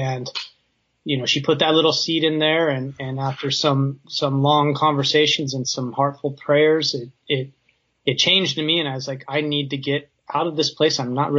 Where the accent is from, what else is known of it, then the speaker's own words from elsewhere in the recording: Southern California, United States; moved away as an adult; now in Virginia, United States; So we were both born and raised in Southern California